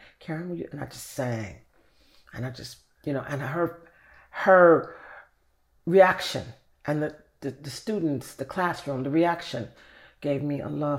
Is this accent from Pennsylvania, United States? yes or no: no; Chicago, Illinois, United States; Chicago, south side of Chicago.